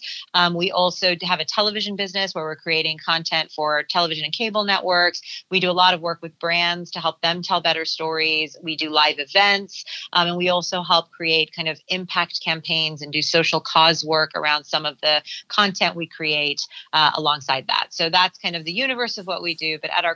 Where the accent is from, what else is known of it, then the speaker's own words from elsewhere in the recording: Southern California, United States; I'm born and raised in Southern California, and I am the firstborn child of immigrants